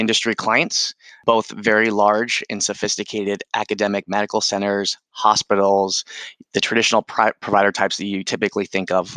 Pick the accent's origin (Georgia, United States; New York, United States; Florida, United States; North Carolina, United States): Florida, United States; Tampa; accent: New England; also born or lived in Odessa, Florida; born and raised in Tampa, Florida, but my parents are actually from the New England, from the Boston area